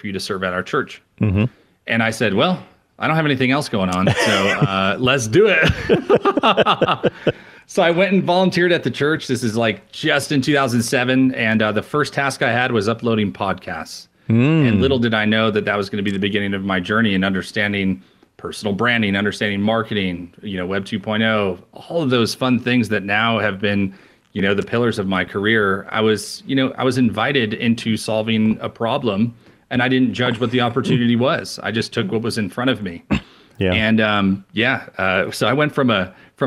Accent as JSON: {"language": "English", "region": "New York", "country": "United States", "tie": "born or raised there", "also_born_or_lived": "Rochester", "moved": "as an adult", "said": "Born and raised in New York"}